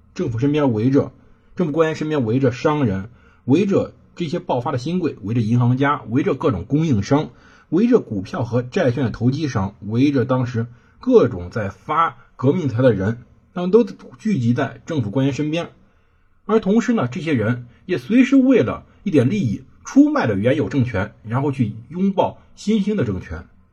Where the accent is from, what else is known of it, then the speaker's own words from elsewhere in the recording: China; 我们是中国人